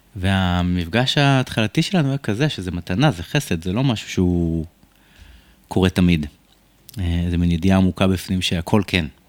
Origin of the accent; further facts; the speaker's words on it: Rishon LeZion, Central District, Israel; וגדלתי בסביבה מאוד קשוחה, בשכונת אה, רמת אליהו בראשון לציון